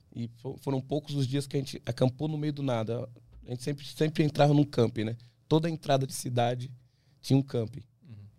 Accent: Brazil; eu sou brasileiro

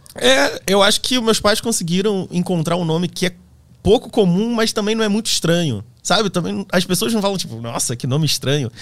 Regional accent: Petrópolis, Rio de Janeiro, Brazil; also born or lived in Germany; A família, a origem da família, minha família paterna é, é da Alemanha, eu sou de Petrópolis

